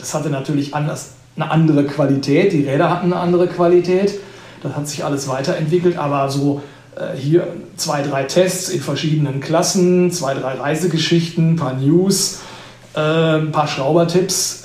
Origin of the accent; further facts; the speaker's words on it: Sauerland, North Rhine-Westphalia, Germany; moved away; also born or lived in Allgäu; Also ich komme gebürtig aus dem, aus dem Sauerland